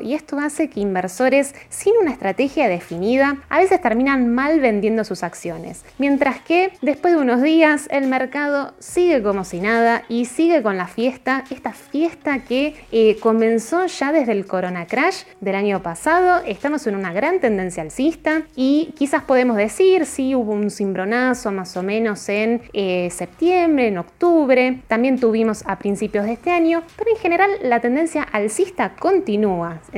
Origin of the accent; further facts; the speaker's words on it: Argentina; como argentinos